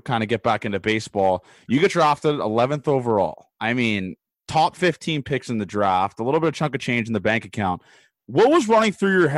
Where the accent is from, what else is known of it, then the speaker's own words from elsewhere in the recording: Canada; in Canada, I guess, especially where I'm from obviously the city